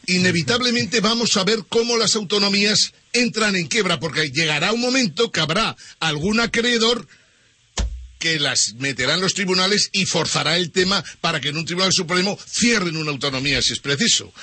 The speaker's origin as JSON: {"language": "Spanish", "region": "Aragon", "country": "Spain", "said": "yo que soy de Aragón"}